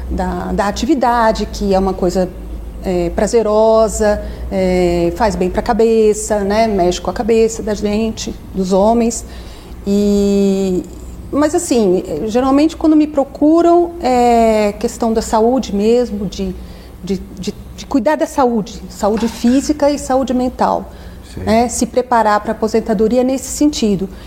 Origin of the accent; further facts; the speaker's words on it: São Paulo, Brazil; voltei aqui para São Paulo, sou paulistana